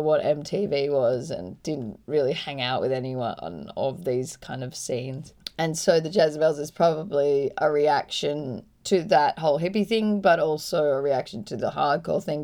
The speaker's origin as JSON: {"language": "English", "town": "Byron Bay", "region": "New South Wales", "country": "Australia", "tie": "born or raised there", "said": "I grew up in Byron"}